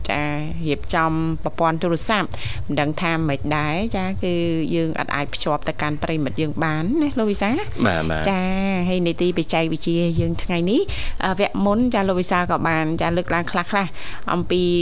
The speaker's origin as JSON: {"language": "Khmer", "region": "Takeo", "country": "Cambodia", "tie": "born or raised there"}